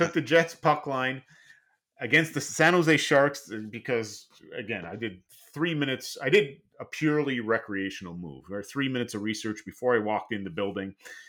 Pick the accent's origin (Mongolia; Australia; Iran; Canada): Canada; Montreal, Quebec; I grew up in Montreal. I've been to places like the Sioux, to Calgary.